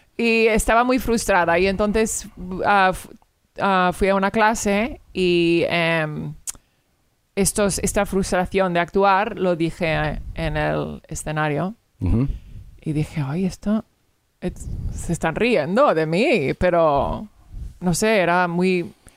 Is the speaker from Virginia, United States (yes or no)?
yes; Virginia, United States; Spanish is a second language; also born or lived in Rota, Spain / Madrid, Spain / Andalusia, Spain; la escuela y la universidad y todo lo hice en Virginia en Virginia